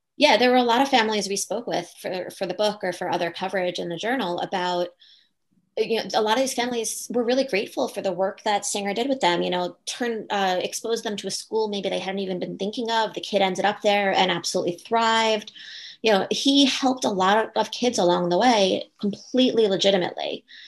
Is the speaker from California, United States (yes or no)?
no; Long Island, New York, United States; I grew up on Long Island uh, going to a private school